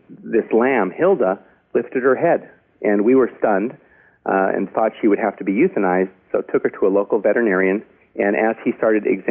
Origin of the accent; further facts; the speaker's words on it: Los Angeles, California, United States; I grew up in the Hollywood Hills